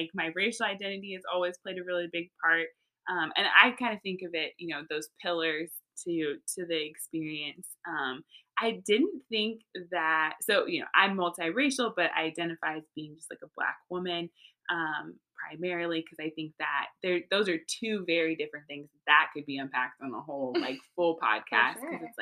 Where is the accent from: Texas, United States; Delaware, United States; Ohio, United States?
Texas, United States; also born or lived in California; now in North Carolina, United States; born and raised in Texas